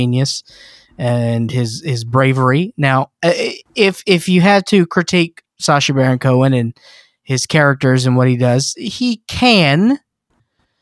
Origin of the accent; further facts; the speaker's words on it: the South, United States; I grew up in the South, and for a couple years, I went to a very ritzy school that would have cotillion balls